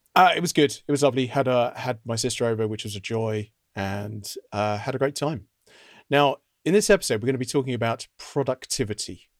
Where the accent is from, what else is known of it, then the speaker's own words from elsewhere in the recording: United Kingdom; I was scalped, as many British undergraduate students are